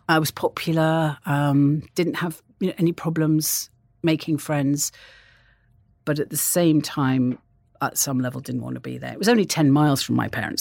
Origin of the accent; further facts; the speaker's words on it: North Wales, United Kingdom; I grew up in North Wales, and I had a, a very, a di, in some ways, a very idyllic childhood